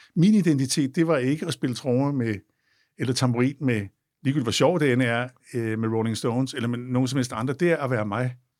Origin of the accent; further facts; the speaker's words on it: Copenhagen, Capital Region of Denmark, Denmark; vi er fra København